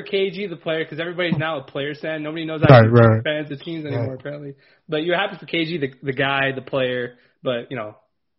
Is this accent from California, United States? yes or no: yes; Los Angeles, California, United States; I'm from LA, so I don't like talking bad about the LA guys because I'm biased that way. I'm from California